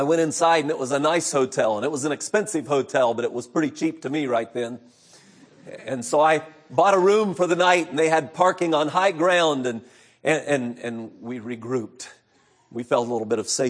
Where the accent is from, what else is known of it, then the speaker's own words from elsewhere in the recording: Central California, United States; I grew up in Central California.